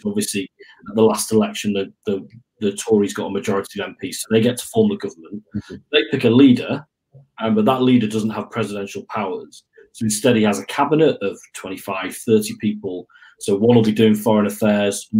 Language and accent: English; Manchester, North West England, United Kingdom; moved away as an adult; also born or lived in Nottingham; I was born in Manchester, came to Nottingham for university